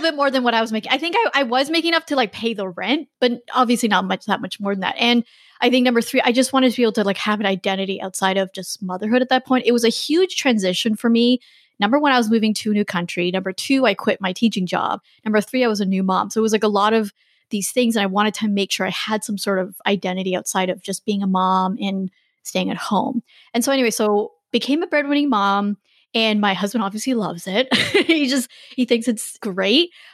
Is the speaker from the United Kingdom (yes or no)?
no; Canada; moved away as an adult; also born or lived in China; I'm Canadian, my husband's American